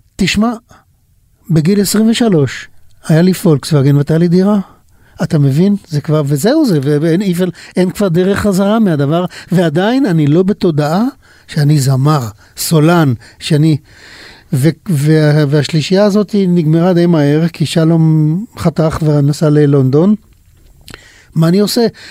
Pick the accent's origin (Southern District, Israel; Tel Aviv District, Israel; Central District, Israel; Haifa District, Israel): Haifa District, Israel; Pardes Hanna-Karkur; also born or lived in Kibbutz Mishmarot; אנחנו נולדנו אולי חמישה קילומטר אחד מהשני, הוא בבנימינה ואני במשמרות, גדלתי בפרדס חנה